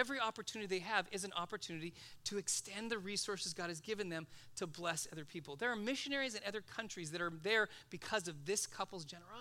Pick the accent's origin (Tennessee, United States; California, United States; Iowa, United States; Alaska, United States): California, United States; Los Angeles; I grew up in Van Nuys